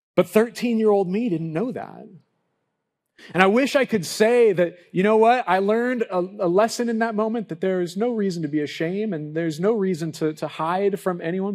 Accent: Lompoc, California, United States; growing up in Lompoc, I lived down the street from the local bowling alley

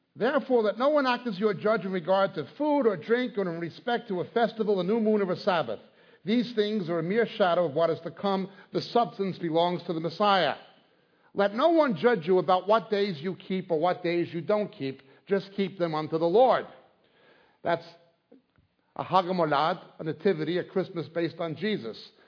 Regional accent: New York, United States; now in England; I was born in New York. Uh, my family are Israeli. I live presently in England

